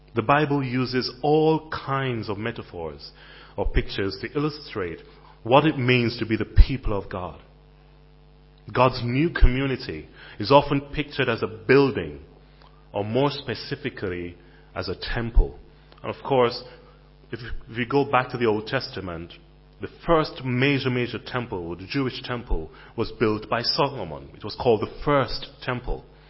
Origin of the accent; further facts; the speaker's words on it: Jamaica; moved away as an adult; also born or lived in Caribbean; now in United Kingdom; I was a Jamaican in London